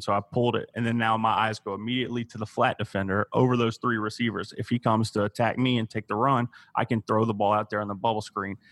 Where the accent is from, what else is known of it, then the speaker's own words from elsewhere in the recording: Savannah, Georgia, United States; I grew up in Savannah